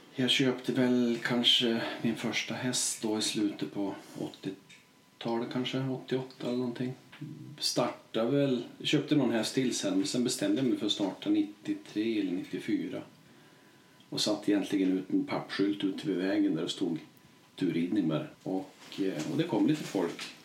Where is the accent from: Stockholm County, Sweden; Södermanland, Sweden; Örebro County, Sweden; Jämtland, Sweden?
Jämtland, Sweden; Vemdalen; jag är från Vemdalen och bor här